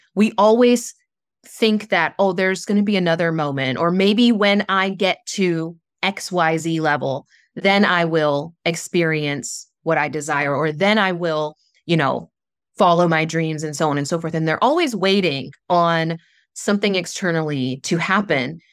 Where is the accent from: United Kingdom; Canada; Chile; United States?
United States; Southern West Virginia; I grew up in Southern West Virginia, a very small town